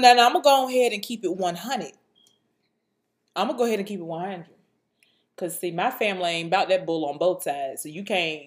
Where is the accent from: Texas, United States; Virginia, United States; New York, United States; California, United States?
Virginia, United States; Suffolk; I grew up in Suffolk